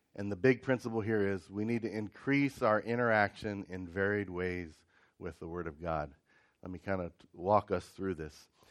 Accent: Ohio, United States; I grew up in Ohio, and some of the winters we'd have quite a bit of snow

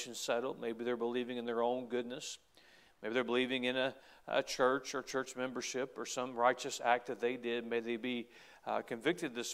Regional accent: United States; as an American

